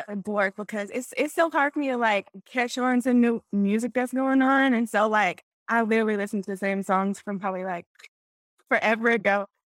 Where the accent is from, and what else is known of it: Houston, Texas, United States; born or raised there; also born or lived in Lake Charles, Louisiana / New York